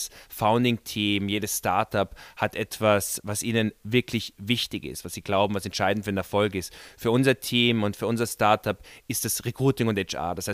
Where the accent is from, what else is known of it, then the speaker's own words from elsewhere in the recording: Vienna, Austria; wir sind beide Wiener und wir haben 2013 Unterne unser Unternehmen auch in Wien gegründet.